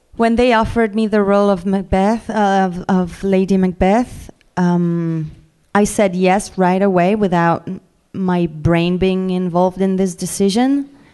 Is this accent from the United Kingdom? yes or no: no; France